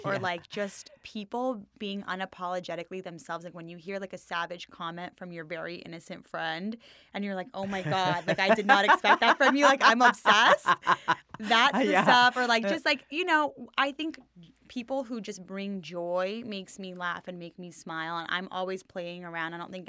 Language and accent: English; Los Angeles, California, United States; LA born and bred, baby.